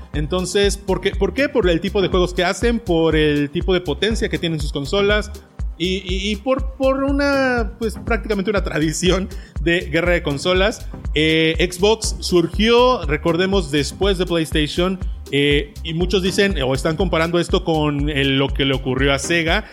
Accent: Mexico; como mexicano

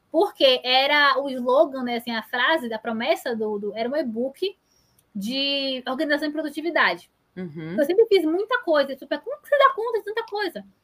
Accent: Salvador, Bahia, Brazil; porque eu sou de Salvador.

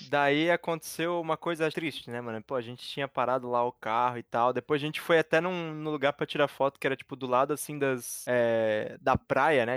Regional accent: Brazil; sou brasileiro

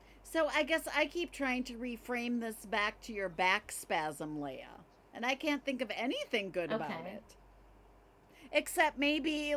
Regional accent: Midwest, United States; I am a Midwestern mom

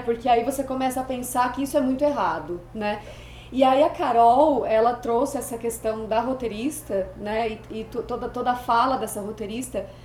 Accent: Brazil; eu sou brasileira

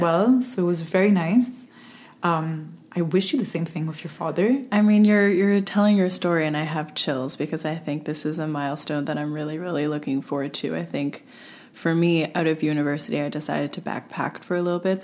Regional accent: Montreal, Quebec, Canada; I was born and raised in suburbs West Island

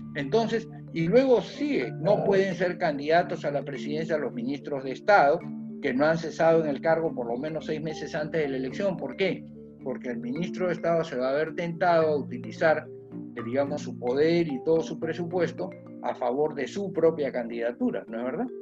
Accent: Peru; nosotros habíamos sufrido como peruanos

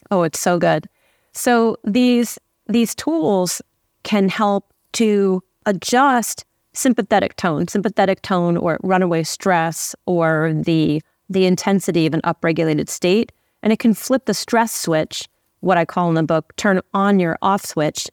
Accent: Santa Fe, New Mexico, United States; now in Los Angeles, United States; I grew up in Santa Fe, New Mexico, in a solar home off the grid

